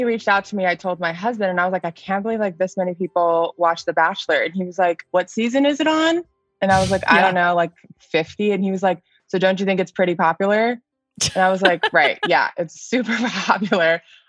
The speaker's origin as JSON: {"language": "English", "region": "Florida", "country": "United States", "also_born_or_lived": "Texas", "said": "for a long part of my life, I was saying I was from Texas because that's where I had lived the longest. And then it got to a point when I was in Florida where I was like, I think I should start saying I'm from Florida now."}